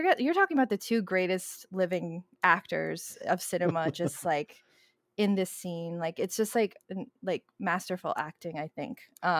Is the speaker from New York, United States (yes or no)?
yes; Queens, New York, United States; so I grew up in Queens, in Elmhurst, Queens, and there was a video rental store that was not Blockbuster. It was actually Filipino owned.